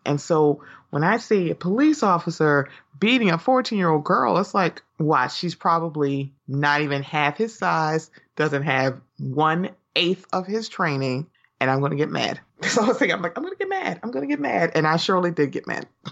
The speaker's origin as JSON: {"language": "English", "town": "Baltimore", "region": "Maryland", "country": "United States", "said": "I'm from Baltimore"}